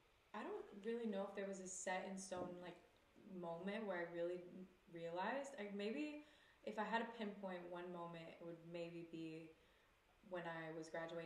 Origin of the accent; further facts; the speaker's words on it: Greenville, South Carolina, United States; now in Los Angeles, United States; I'm from South Carolina, born mm-hmm. and raised in the South. Really small town called Greenville.